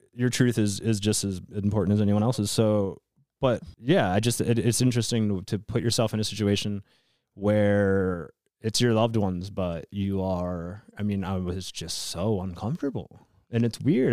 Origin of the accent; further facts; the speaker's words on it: Wisconsin, United States; I grew up in Wisconsin